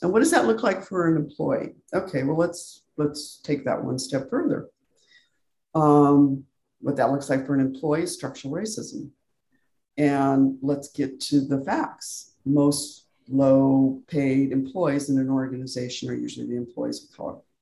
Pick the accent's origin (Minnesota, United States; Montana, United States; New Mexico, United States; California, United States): New Mexico, United States; Albuquerque; now in San Diego, United States; I was born in New Mexico